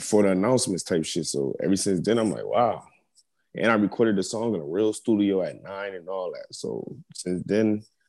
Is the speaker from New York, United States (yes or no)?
yes; Buffalo, New York, United States; moved away as an adult; now in Atlanta, United States; Everybody know I'm 716 Buffalo